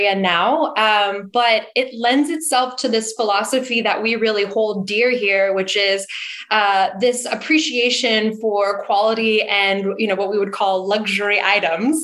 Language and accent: English; St. Helena, California, United States; I grew up in St. Helena, which is in the Napa Valley, and I grew up in a winemaking family